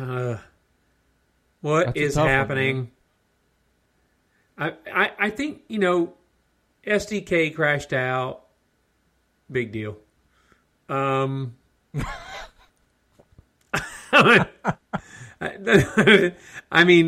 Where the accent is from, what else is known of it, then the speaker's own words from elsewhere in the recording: United States; We're American